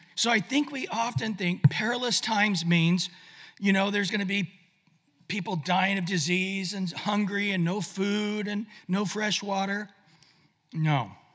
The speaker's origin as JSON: {"language": "English", "town": "Visalia", "region": "California", "country": "United States", "tie": "born or raised there", "moved": "yes", "said": "I just was in my hometown in Visalia where I grew up."}